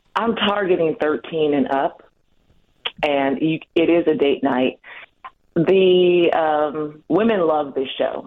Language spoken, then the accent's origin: English; Milwaukee, Wisconsin, United States; I was born in Milwaukee too.